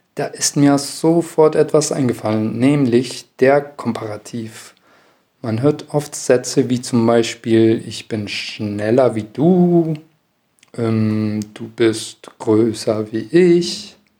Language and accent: German; Chile; ich komme aus Chile, Südamerika